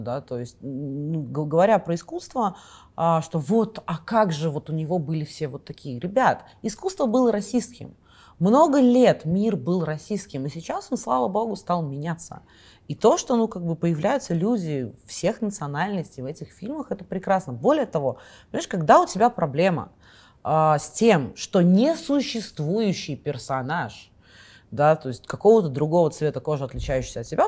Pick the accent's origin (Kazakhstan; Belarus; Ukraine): Kazakhstan; moved away as an adult; also born or lived in Russia; now in New Zealand; я из Казахстана